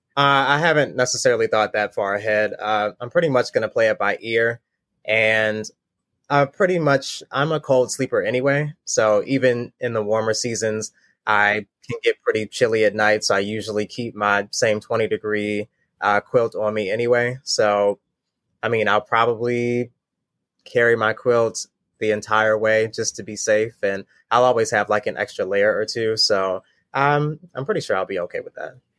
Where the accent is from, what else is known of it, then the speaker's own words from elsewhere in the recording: Baltimore, Maryland, United States; I'm twenty-nine years old, from Baltimore, Maryland